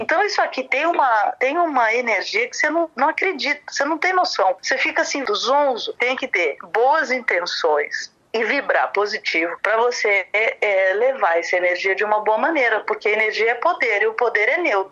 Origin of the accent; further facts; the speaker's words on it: São Paulo, Brazil; also born or lived in Rio de Janeiro, Brazil; now in Vienna, Austria; Eu sou paulista, mas morava morando lá